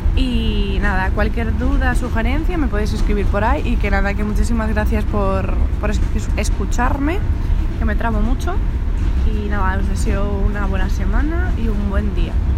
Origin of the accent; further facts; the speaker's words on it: Madrid, Community of Madrid, Spain; nosotros somos de Madrid